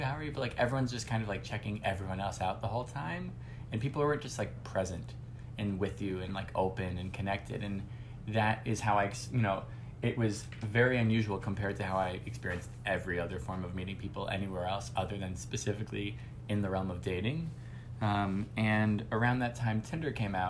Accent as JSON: {"language": "English", "town": "Miami Beach", "region": "Florida", "country": "United States", "tie": "born or raised there", "also_born_or_lived": "Boston", "moved": "as an adult", "lives_now": "New York, United States", "said": "I grew up in Miami Beach, Florida."}